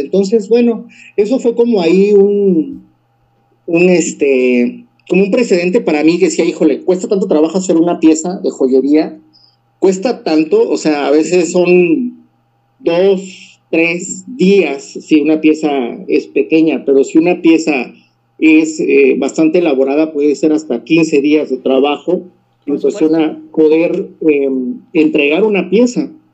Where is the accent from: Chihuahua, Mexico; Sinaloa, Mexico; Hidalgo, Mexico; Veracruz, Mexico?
Veracruz, Mexico; also born or lived in San Francisco Ixhuatán, Oaxaca / Juchitán de Zaragoza, Oaxaca; now in Oaxaca, Mexico; yo soy originario de San Francisco Izhuatán, eh, de, pertenezco al municipio de Cuchitán de Zaragoza, ahí nací. Sin embargo, yo eh, eh, me crié en el estado de Veracruz por trabajo de mi papá.